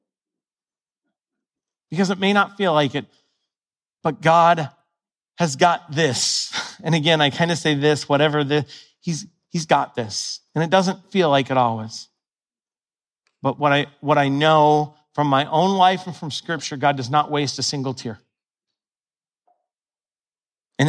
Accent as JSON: {"language": "English", "region": "Ohio", "country": "United States", "tie": "born or raised there", "said": "When I was a little kid, I grew up in Ohio"}